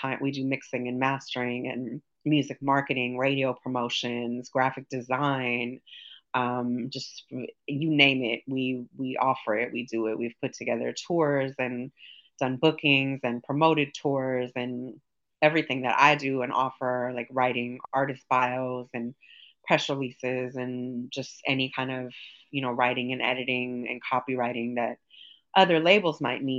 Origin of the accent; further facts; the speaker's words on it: Los Angeles, California, United States; I grew up in Hollywood